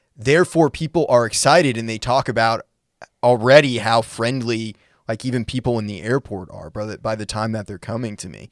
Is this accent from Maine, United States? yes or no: yes; Maine, United States; now in Nashville, United States; I'm from Maine originally